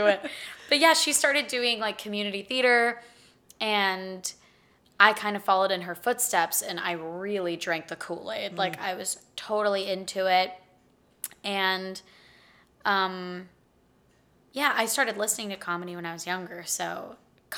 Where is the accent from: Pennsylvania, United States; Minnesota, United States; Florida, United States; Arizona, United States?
Pennsylvania, United States; Pittsburgh; moved away as an adult; now in Austin, United States; I am from Pittsburgh, Pennsylvania